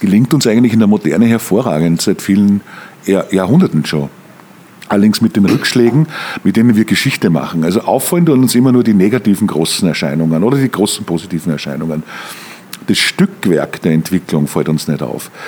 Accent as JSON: {"language": "German", "town": "Mürzzuschlag", "region": "Styria", "country": "Austria", "tie": "born or raised there", "moved": "as an adult", "lives_now": "Germany", "said": "Ich komme komm aus dem Mürztal, ich komme aus Mürzzuschlag"}